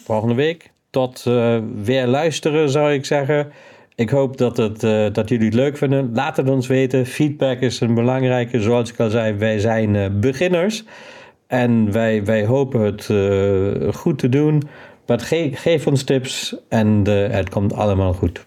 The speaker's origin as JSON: {"language": "Dutch", "country": "Germany", "accent": "German", "moved": "yes", "lives_now": "Netherlands"}